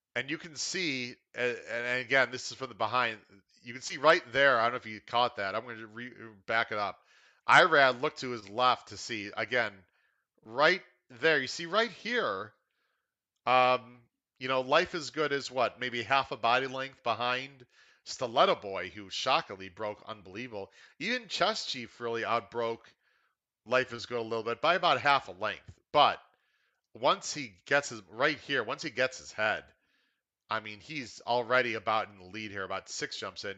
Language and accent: English; Chicago, Illinois, United States; now in Florida, United States; I'm from Chicago